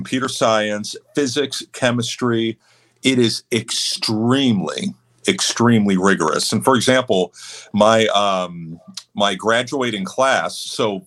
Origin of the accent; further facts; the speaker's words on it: Houston, Texas, United States; moved away as an adult; also born or lived in Central Florida / State College, Pennsylvania; now in Southwest Florida, United States; I moved from Central Florida to Houston. And that's where I was in middle school and high school.